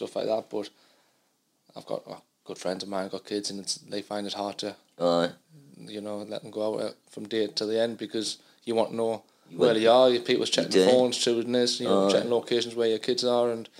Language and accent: English; Fence Houses, North East England, United Kingdom; I grew up in a village, mining village called Fence Houses.